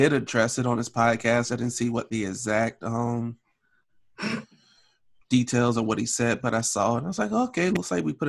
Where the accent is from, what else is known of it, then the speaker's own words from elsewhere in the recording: Alabama, United States; I grew up in Alabama.